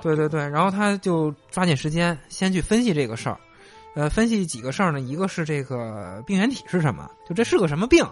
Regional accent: Shandong, China; 我们山东人

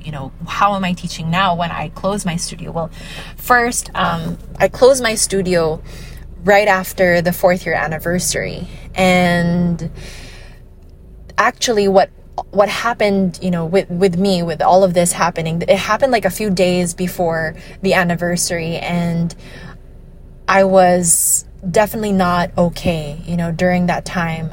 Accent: Iloilo City, Western Visayas, Philippines; I'm from Iloilo City

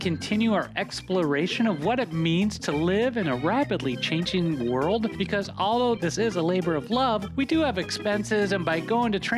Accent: Minnesota, United States; I grew up in Minnesota

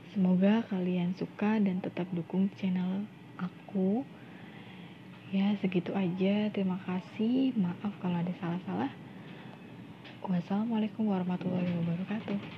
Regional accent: Indramayu, West Java, Indonesia; teman-teman, aku sendiri asli dari Indramayu. Ya, Indramayu dan Cirebon itu sangat dekat lah ya.

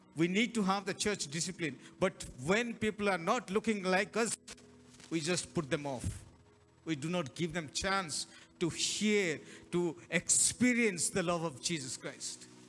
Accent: Hyderabad, Telangana, India; we are from Telangana, Hyderabad

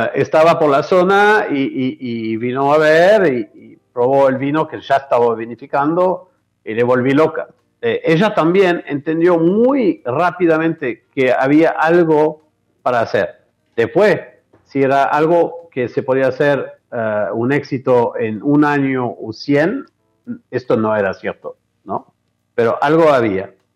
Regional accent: Bordeaux, Nouvelle-Aquitaine, France; Spanish is a second language; moved away as an adult; donde eh, me crié, que es en Francia, en Bordeaux

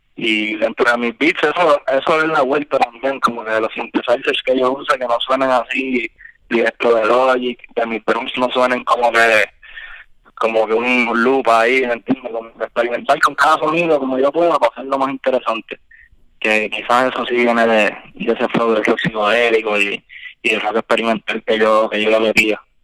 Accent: Puerto Rico; que venimos de PR, que tenemos la visión de PR, y eso se refleja en nuestra música

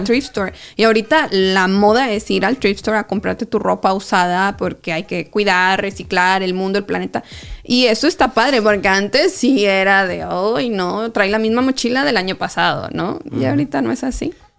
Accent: Mexico; now in United States; yo vengo de México

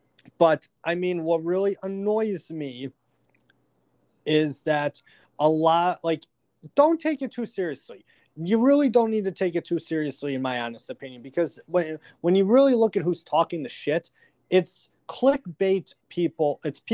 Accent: Buffalo, New York, United States; growing up in Buffalo

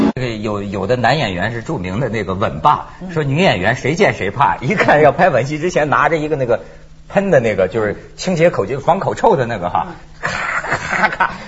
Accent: China; 我们内地人

